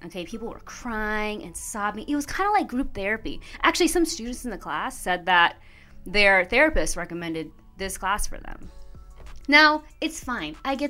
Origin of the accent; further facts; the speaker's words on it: Indianapolis, Indiana, United States; also born or lived in Chicago / San Diego; now in Los Angeles, United States; I'm from Indianapolis, so Midwest.